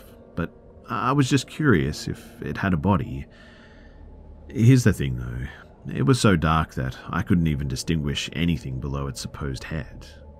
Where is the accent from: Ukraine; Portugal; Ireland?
Ukraine; English is a second language; Please bear in mind that I'm from the Ukraine, and it's not some fancy building, but like a Soviet 9-story panel one